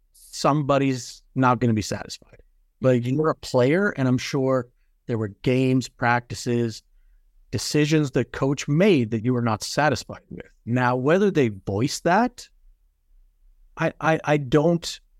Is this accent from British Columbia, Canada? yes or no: no; Edmonton, Alberta, Canada; especially often where we're going to Edmonton. I'm from Edmonton.